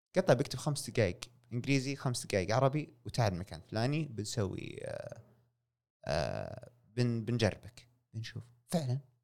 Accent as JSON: {"language": "Arabic", "country": "Saudi Arabia", "said": "هنا عندنا في السعوديه"}